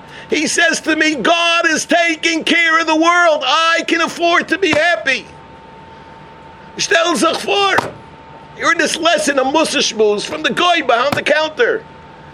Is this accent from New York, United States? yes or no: yes; New York, United States; moved away; I come from New York where the cashier doesn't even talk to you